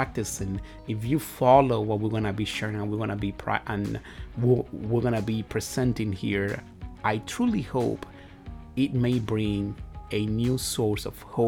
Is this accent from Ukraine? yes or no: no; Dominican Republic; first language Spanish; English is a second language; moved away as an adult; now in United States; I am from the Dominican Republic. I was born over there. I was raised over there, and my family as well